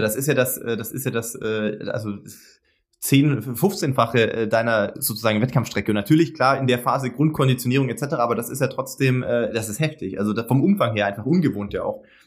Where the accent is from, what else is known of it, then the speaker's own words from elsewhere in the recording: Sindelfingen, Baden-Württemberg, Germany; moved away; ich komme äh, als gebürtiger Schwabe hier aus dem Epizentrum äh, von einem großen deutschen Automobilkonzern